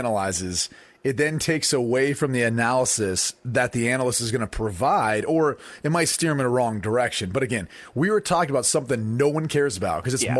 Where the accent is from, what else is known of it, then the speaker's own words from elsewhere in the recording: Columbus, Ohio, United States; Especially Big Ten games, you know, growing up in Columbus, Ohio, those Ohio State games, you'd always hear